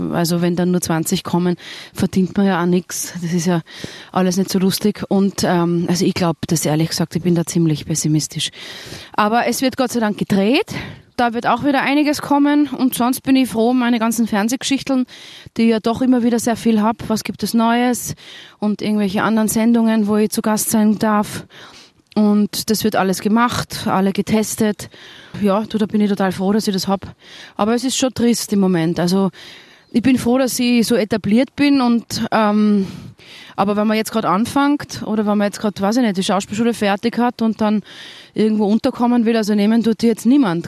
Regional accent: Tyrol, Austria; accent: Tyrolean; now in Vienna, Austria; ich bin einfach in Tirol aufgewachsen. Ich fühle mich trotzdem als Tirolerin

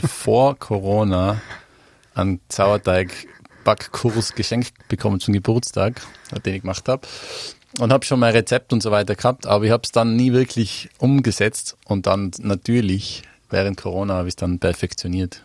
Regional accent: Mieming, Tyrol, Austria; moved away as an adult; also born or lived in Innsbruck; now in London, United Kingdom; Ich komme ja nicht aus Innsbruck, also ich komme ja vom Oberland, aus einem Dorf

